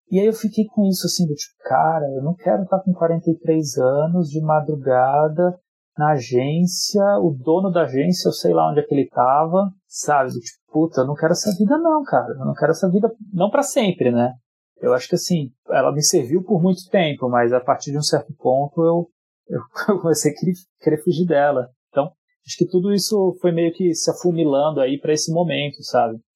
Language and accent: Portuguese; São Paulo, Brazil; born there; Eu nasci aqui em São Paulo. A minha família inteira é do Nordeste, ela é do Ceará. Para ser mais específico ainda, é do Crato.